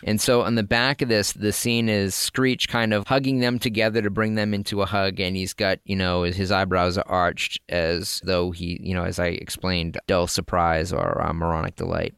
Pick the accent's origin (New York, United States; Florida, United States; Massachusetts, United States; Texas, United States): Massachusetts, United States; Lynn; I'm from Lynn